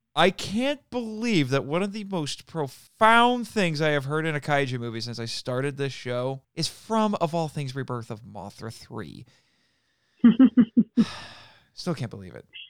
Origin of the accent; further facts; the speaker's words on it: United States; my home country the, of America.